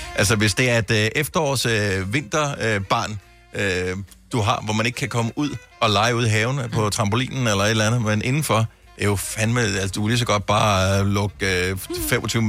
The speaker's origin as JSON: {"language": "Danish", "town": "Bogense", "region": "Southern Denmark", "country": "Denmark", "tie": "born or raised there", "said": "jeg er opvokset i Bogense"}